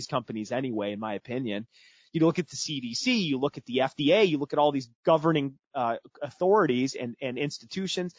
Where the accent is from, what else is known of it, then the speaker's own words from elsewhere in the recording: Midwest, United States; also born or lived in Houston, Texas; I was born in the United States, born in Houston, Texas, was raised in the Midwest